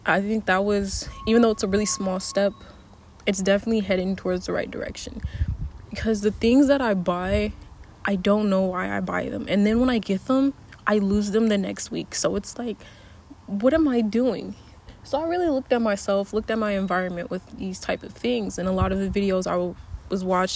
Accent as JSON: {"language": "English", "country": "United States", "said": "I'm an American"}